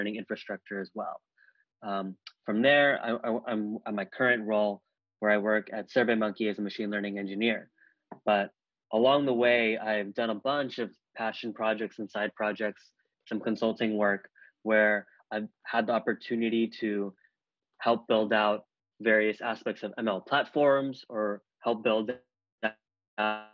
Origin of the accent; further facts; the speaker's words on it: Bay Area, California, United States; I grew up in the Bay Area